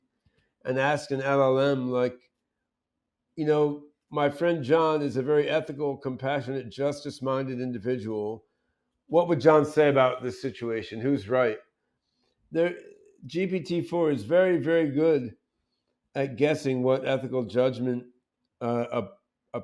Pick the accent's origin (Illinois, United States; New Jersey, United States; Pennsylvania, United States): New Jersey, United States; suburban; also born or lived in Brazil / Eugene, Oregon; I was growing up in suburban New Jersey